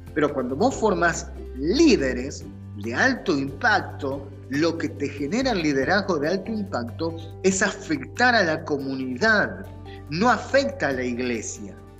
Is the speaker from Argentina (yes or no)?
yes; Argentina; moved away as an adult; now in United States; como decimos en Argentina